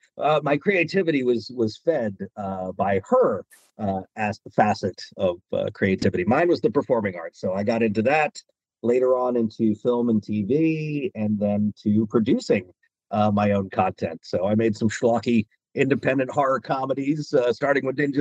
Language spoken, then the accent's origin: English; Maryland, United States; moved away as an adult; also born or lived in Washington, D.C.; now in Los Angeles, United States; I was born in Washington, D.C. back in 1980. And yeah, I lived on the East Coast in Maryland for most of my life.